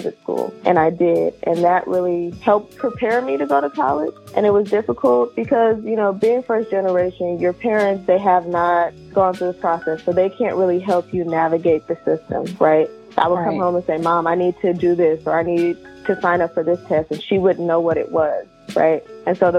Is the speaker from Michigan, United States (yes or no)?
no; Richmond, California, United States; I grew up in Richmond, California